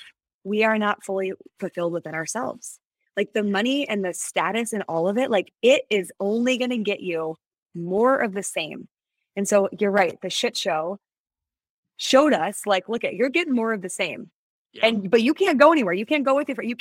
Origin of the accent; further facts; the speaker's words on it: Midwest, United States; I was from the Midwest